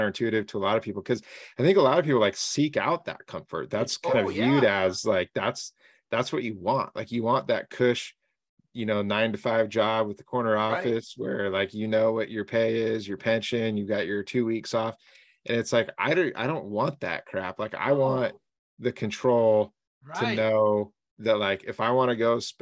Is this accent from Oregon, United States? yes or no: yes; Southern Oregon, United States; I grew up here in Southern Oregon